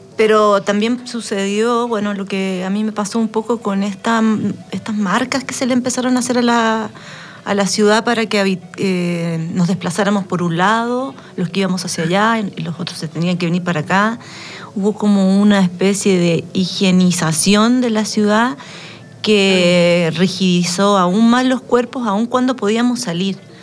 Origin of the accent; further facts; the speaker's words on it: San Joaquín, Santiago Metropolitan Region, Chile; moved away as an adult; now in Valparaíso, Chile; yo soy de San Joaquín, eh, acá en Santiago